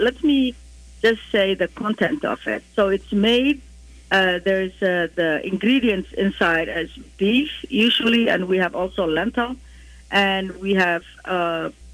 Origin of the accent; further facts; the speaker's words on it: Somalia; moved away; growing up in Somalia, sambusas are, as you described, savory in our culture